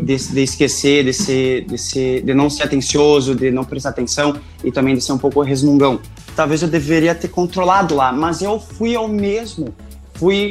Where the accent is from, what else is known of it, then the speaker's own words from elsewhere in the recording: Rio Grande do Sul, Brazil; accent: gaúcho with German influence; eu tenho bastante sotaque, não vou negar, porque eu sou do Rio Grande do Sul, de uma cidadezinha bem pequena, ainda mais que puxa pro alemão e tudo mais